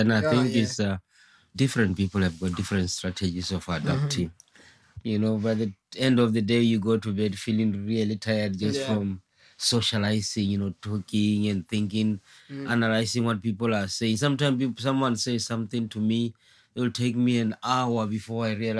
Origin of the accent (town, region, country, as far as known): Botswana; moved away as an adult; also born or lived in Nelson, New Zealand; now in New Zealand